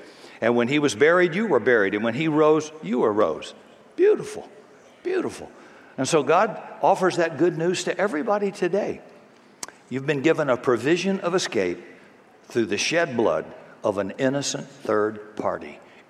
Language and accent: English; Washington, United States; I'm from Washington, and I'm telling the truth.